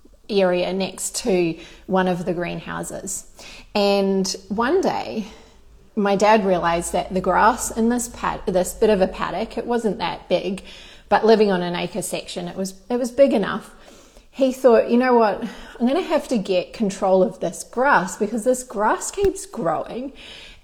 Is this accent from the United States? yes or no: no; Christchurch, Canterbury, New Zealand; moved away as an adult; now in Australia; I grew up in New Zealand in Christchurch